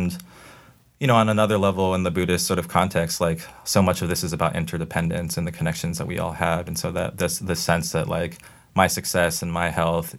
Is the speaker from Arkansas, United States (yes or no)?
no; El Cerrito, California, United States; So I grew up in the East Bay in California in a town called El Cerrito.